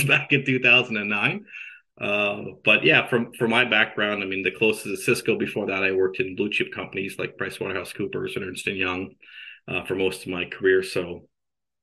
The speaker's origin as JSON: {"language": "English", "country": "Canada", "tie": "born or raised there", "moved": "as an adult", "said": "I'm a Canadian, grew up in Canada, born and raised there"}